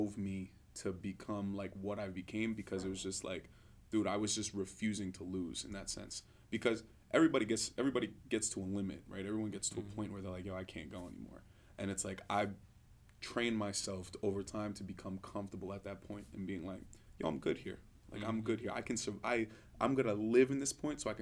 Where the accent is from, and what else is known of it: New York City, New York, United States; born or raised there; moved away as an adult